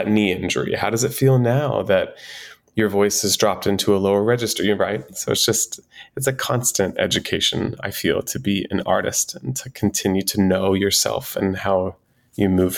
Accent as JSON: {"language": "English", "region": "Texas", "country": "United States", "tie": "born or raised there", "said": "I was a boy in Texas, 14 years old, that liked to dance, that wanted to dance"}